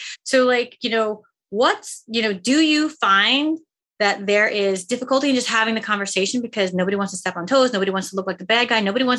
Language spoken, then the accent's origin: English; Seoul, South Korea; born there; I'm Korean American, right? I was born in Seoul, Korea